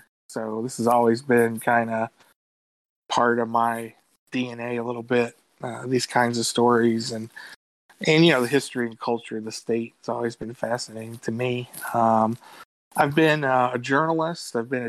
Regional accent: Louisville, Kentucky, United States; also born or lived in Bowling Green, Kentucky; I live up in the northern part of Kentucky, and I was born and raised in Louisville

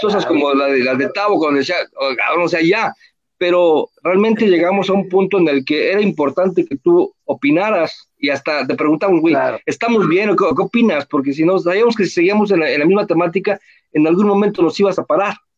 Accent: Mexico; first language Spanish; como buen mexicano, este, me, encanta mi idioma

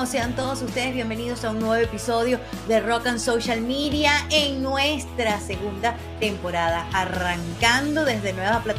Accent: Venezuela; moved away as an adult; Hace aproximadamente 27 años comencé en la radio en mi país de origen, en Venezuela, y el género de la radio en la que yo estaba comenzando y con el que me quedé siempre fue el rock and roll.

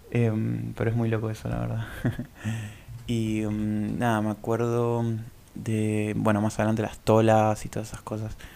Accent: Córdoba, Argentina; also born or lived in Buenos Aires / Tucumán; Yo em, nací en Buenos Aires, empecé al el jardín en Córdoba. Eh, en realidad en Tucumán creo que viví dos años de bebé

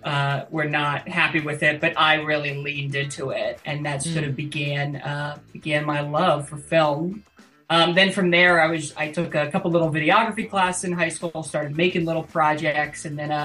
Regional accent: Connecticut, United States; moved away as an adult; now in Los Angeles, United States; I live in Los Angeles, California. I'm from Connecticut, two towns over from Tyler

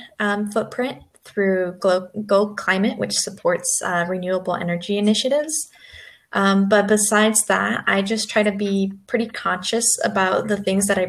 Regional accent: Phoenix, Arizona, United States; I'm from Phoenix, Arizona

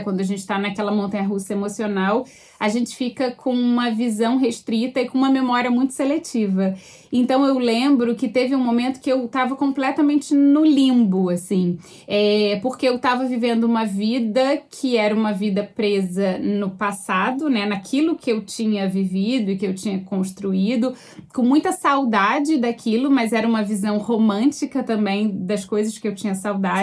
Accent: Rio de Janeiro, Brazil; moved away as an adult; also born or lived in United States / Australia; now in Vancouver, Canada; eu sou carioca mesmo

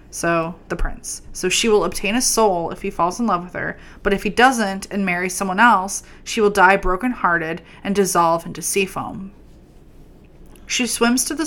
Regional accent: United States; I'm American

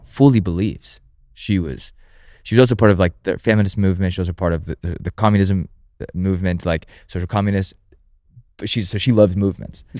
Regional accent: United States

